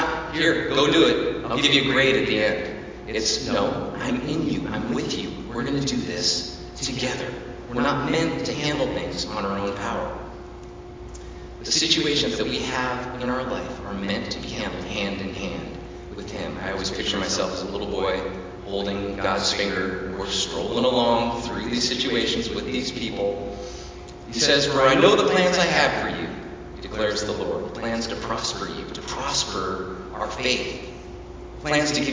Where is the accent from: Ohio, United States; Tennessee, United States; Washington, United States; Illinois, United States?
Washington, United States; Lake Desire; when I grew up out on Lake Desire